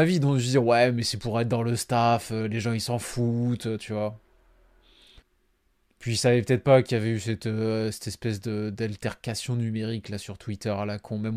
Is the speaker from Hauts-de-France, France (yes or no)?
no; Nice, Provence-Alpes-Côte d'Azur, France; il est trop étiqueté OM pour moi, en tant que Niçois, ça, ça passe pas.